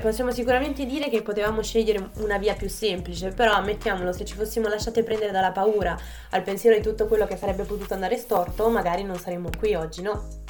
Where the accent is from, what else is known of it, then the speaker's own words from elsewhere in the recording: province of Naples, Campania, Italy; moved away as an adult; se non si fosse già capito dal mio accento, vengo dalla Campania. In particolare un piccolo paese in provincia di Napoli